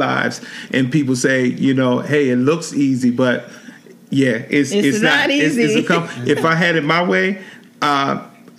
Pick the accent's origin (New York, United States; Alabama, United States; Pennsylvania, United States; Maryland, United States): Maryland, United States; Anne Arundel County; I'm from Anne Arundel County, Maryland